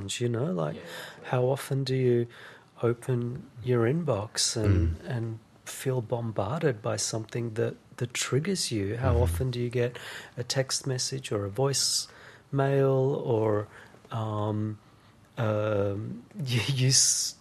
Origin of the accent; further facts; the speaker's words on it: Israel; I grew up in Israel